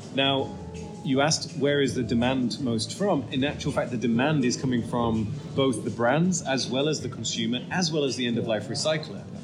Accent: United Kingdom; now in Netherlands; I'm actually British

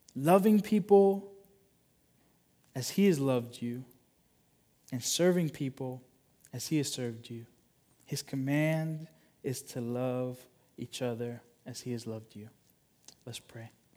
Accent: United States; as American followers of Jesus

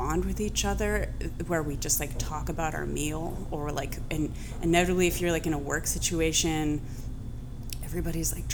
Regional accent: Columbus, Ohio, United States; moved away; growing up in Columbus, Ohio

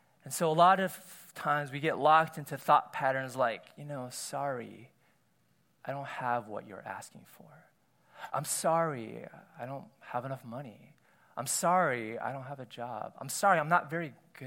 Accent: United States; As an Asian American myself

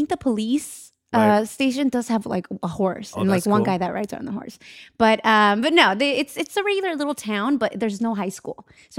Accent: Santa Maria, California, United States; It's Santa Maria.

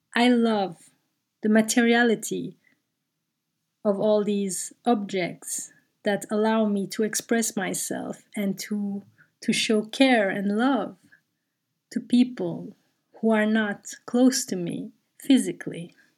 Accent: Brussels, Brussels-Capital Region, Belgium; English is a second language; moved away; I grew up in Brussels

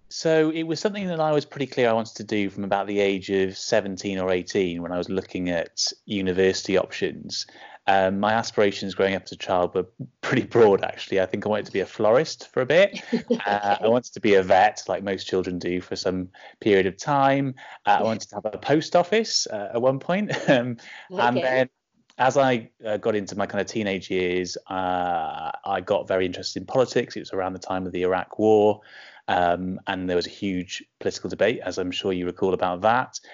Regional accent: Bridgend, Wales, United Kingdom; I grew up in Bridgend in South Wales

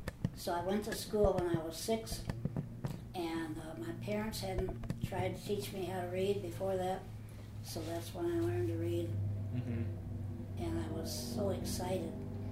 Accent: Appalachia, southeastern Kentucky, United States; In southeastern Kentucky, in Appalachia, and in the foothills of the Appalachian Mountains, and it was very rural.

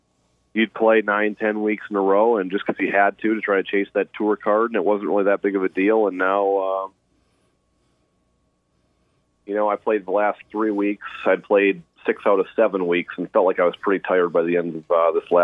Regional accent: Fargo, North Dakota, United States; also born or lived in Statesville, North Carolina; now in Fort Worth, United States; So I was born in Statesville. We moved to Fargo, North Dakota, when I was 6 months old.

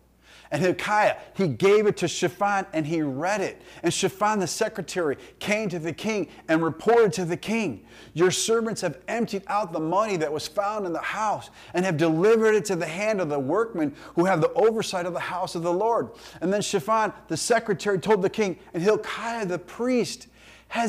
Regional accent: United States; us as American Christians

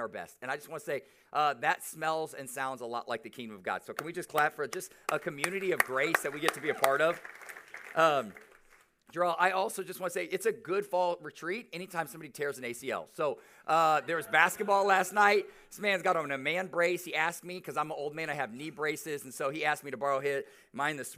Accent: Omaha, Nebraska, United States; I'm from Omaha, played basketball there, came back, started a church

